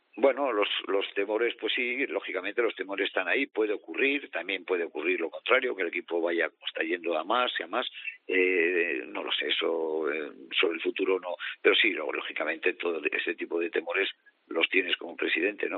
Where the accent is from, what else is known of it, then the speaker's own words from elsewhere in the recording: Miranda de Ebro, Castile and León, Spain; soy una persona de Miranda